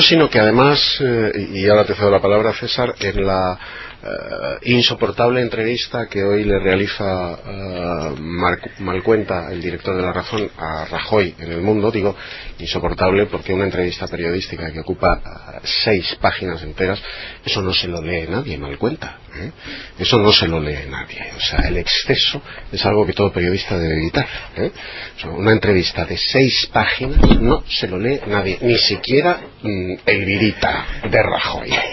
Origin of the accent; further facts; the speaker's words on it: Navarre, Spain; mi tierra